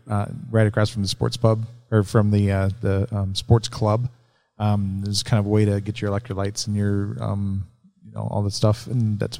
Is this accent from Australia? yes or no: no; Germany; now in Parker, United States; I grew up in Germany